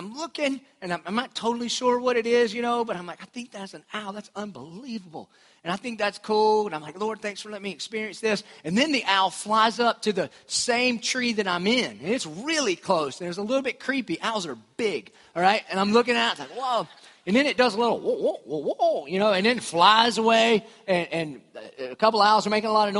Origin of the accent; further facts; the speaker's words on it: Dillon, United States; I'm from Dillon